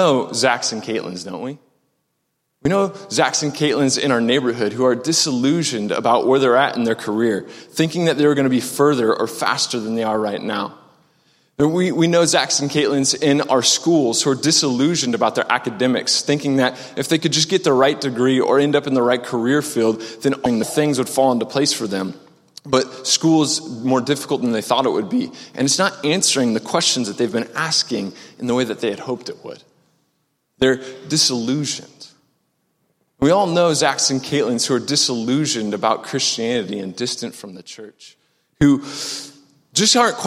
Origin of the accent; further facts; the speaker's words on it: Omaha, Nebraska, United States; moved away as an adult; also born or lived in Maryville, Missouri; I'm originally from Omaha, Nebraska. Grew up on 144th and Dodge